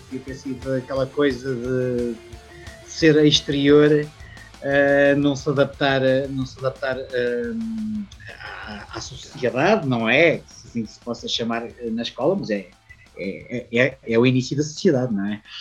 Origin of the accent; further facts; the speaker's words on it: a village 20 km from Leiria, Leiria District, Portugal; also born or lived in Luxembourg; E, depois cresci na, na terriola, na terriola da minha mãe, uh, algo estilo casa na pradaria, uh, assim, uma aldeiazinha, um sítio a 20 km da cidade